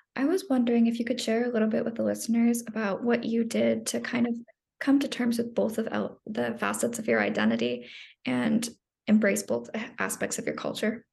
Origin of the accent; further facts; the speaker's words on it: Phoenix, Arizona, United States; being in Phoenix the entire time